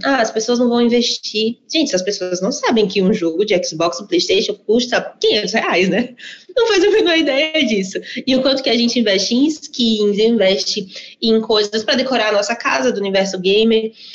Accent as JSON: {"language": "Portuguese", "town": "Maceió", "region": "Alagoas", "country": "Brazil", "tie": "born or raised there", "moved": "yes", "lives_now": "São Paulo, Brazil", "said": "Eu sou nordestina de Maceió, moro hoje em São Paulo"}